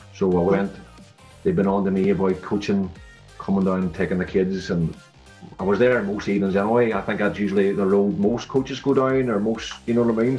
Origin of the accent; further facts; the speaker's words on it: Derry, Northern Ireland, United Kingdom; also born or lived in Wrexham; I'm coaching here at my hometown club now at Derry City